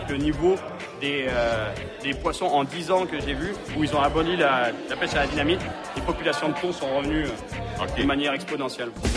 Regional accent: France; moved away; En grandissant en France, ça m'a pris des années. Je pêchais le brochet dans les lacs des Alpes

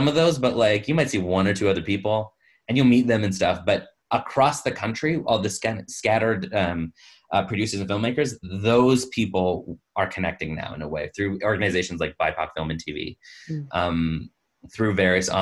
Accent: Canada; I'm a straight male, born and raised in Canada, full citizenship. I have this accent, which is not detectably foreign

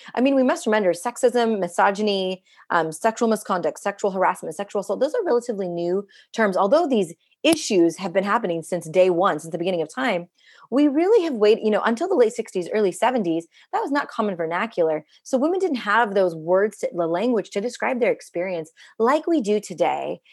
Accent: India; now in United States; I'm an Indian immigrant woman living in the United States

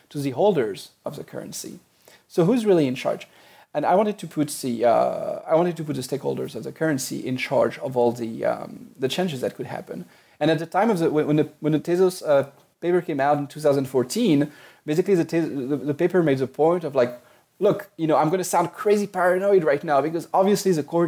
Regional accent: France; accent: French; English is a second language; moved away; I grew up in France, which is why I have a bit of a French accent.

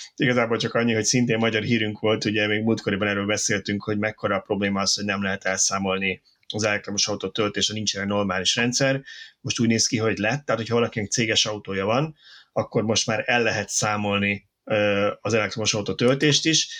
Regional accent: Budapest, Hungary; én 22 kertben nőttem fel

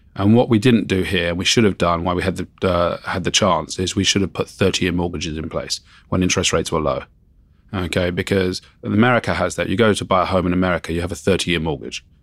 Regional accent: Surrey, South East England, United Kingdom; also born or lived in Wimbledon, London; I grew up in, um, Surrey.

